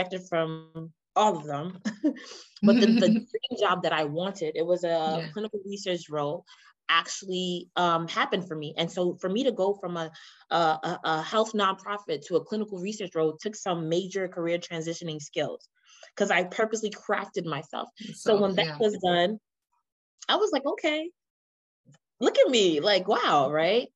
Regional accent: New York City, New York, United States; I'm from the Bronx in New York

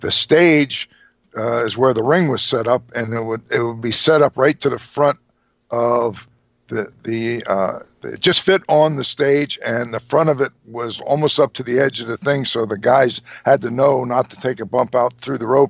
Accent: Trenton, New Jersey, United States; I was born and raised in Trenton, which was about 35 miles from Philly and about 65 miles from New York

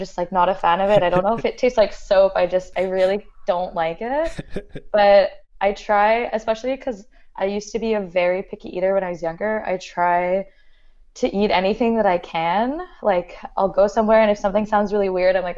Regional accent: Montreal, Quebec, Canada; I grew up in Montreal, like kind of in the NDG area

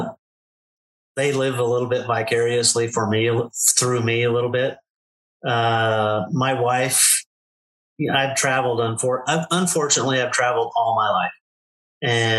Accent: Southern California, United States; moved away as an adult; now in Arizona, United States; I was born and raised in Southern California, and just recently we moved to Arizona, a little town in Arizona

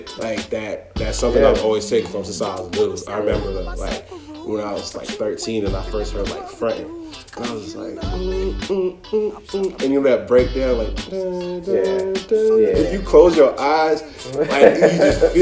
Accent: Toronto, Ontario, Canada; now in United States; I moved down here in like 2003, so like that was a long time ago. But I was born and raised in Toronto.

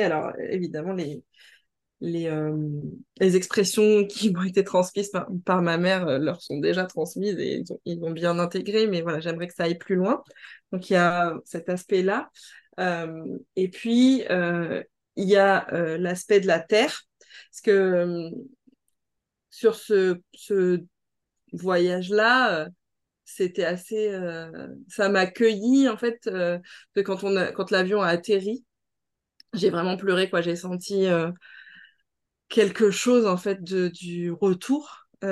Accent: France; je suis née en Hexagone

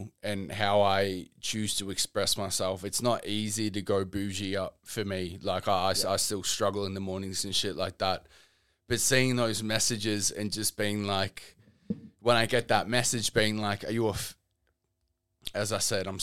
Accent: Melbourne, Victoria, Australia; I grew up Newport to Williamstown, Footscray area.

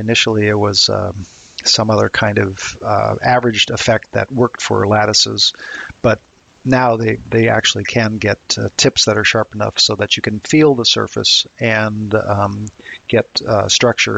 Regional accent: Harvard, Massachusetts, United States; I grew up mostly in a small town of Harvard, Massachusetts

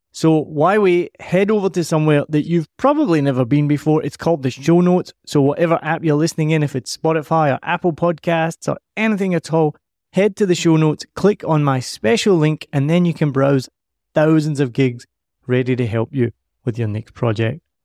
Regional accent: Scotland, United Kingdom; moved away as an adult; also born or lived in United States; now in Vietnam; I'm from Scotland, and my family are all white.

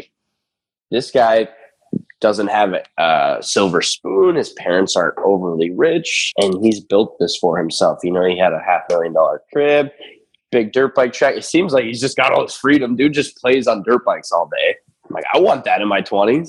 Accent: Erie, Pennsylvania, United States; this is in my hometown. I live in a little town at Erie, Pennsylvania. It's kind of where I'm based.

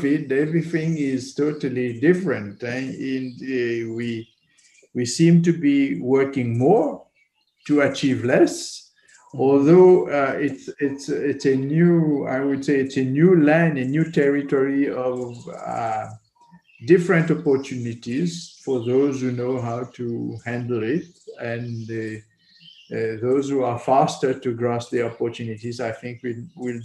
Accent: Mauritius; I'm a Mauritian architect. I was born in Mauritius.

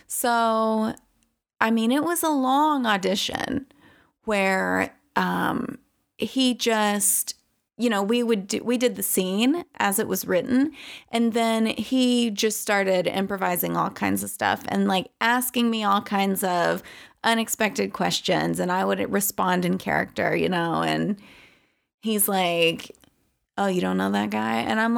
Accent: the South, United States; And I am from the South, which I don't have like a super conservative background.

